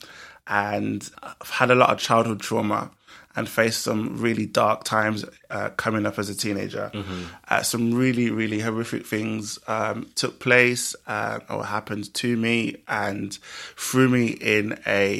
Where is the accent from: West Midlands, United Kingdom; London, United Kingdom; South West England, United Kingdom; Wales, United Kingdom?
West Midlands, United Kingdom; Birmingham; in Birmingham, my hometown